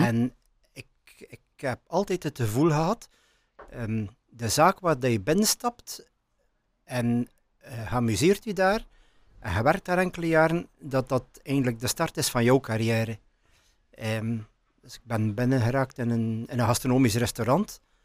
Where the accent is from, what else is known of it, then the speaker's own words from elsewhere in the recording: Menen, Flanders, Belgium; ik kom uit Menen. Ik ben geboren in Menen. Ik heb altijd in Menen gewoond.